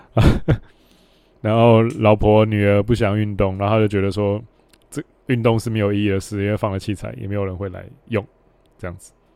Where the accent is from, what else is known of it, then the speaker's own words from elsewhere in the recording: Hualien County, Taiwan; 我们老家花莲